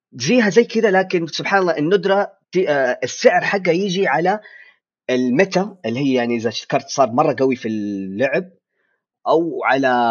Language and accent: Arabic; Saudi Arabia; عندنا في السعوديه